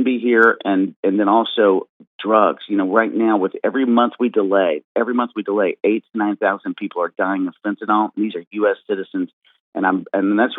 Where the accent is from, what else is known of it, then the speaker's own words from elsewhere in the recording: Texas, United States; I'm from Texas